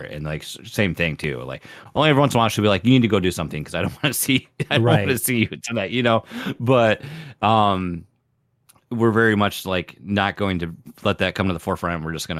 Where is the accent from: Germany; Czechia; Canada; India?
Canada; we're both Canadian, and we're like, sorry, I can't.